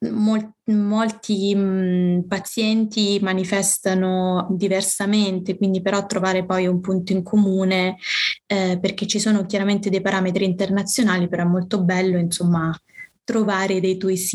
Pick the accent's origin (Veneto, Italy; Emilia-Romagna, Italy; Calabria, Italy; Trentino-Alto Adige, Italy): Calabria, Italy; moved away as an adult; now in Rome, Italy; ho 31 anni, ancora faccio fatica a dirlo ad alta voce e sono calabrese ma vivo a Roma mm, ormai tipo da 10 anni